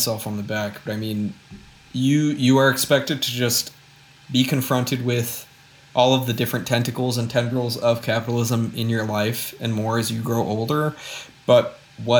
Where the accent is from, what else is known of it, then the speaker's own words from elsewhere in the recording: Aurora, Illinois, United States; my hometown mall in the beautiful Aurora, Illinois